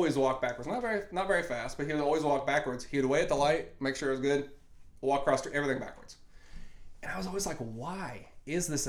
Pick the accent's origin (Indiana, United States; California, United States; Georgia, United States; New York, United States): Indiana, United States; born or raised there